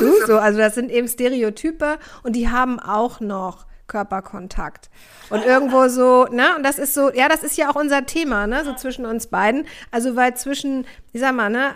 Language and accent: German; Hamburg, Germany; ich komme aus Hamburg, ich komme aus Hamburg Aldonor, also ganz nah am Kiez